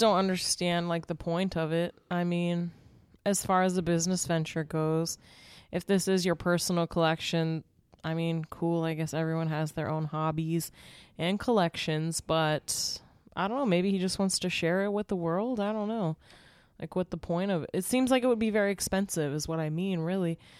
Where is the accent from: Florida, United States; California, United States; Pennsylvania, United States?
Pennsylvania, United States; moved away; I grew up in Pennsylvania